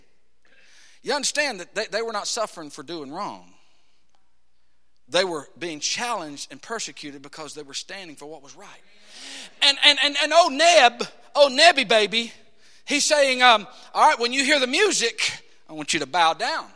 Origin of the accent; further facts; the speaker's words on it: United States; we, as American Christians